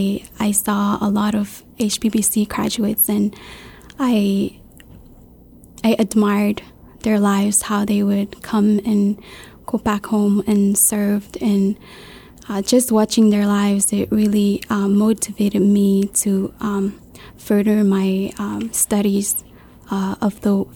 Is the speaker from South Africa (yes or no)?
no; Pohnpei, Micronesia; moved away as an adult; I'm from Pohnpei, and I grew up in a church where my pastor was a graduate from HBBC